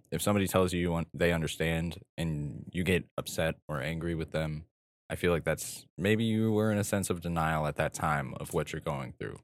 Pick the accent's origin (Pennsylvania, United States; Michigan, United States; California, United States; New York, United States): California, United States; Southern; I was born and raised in this desert town.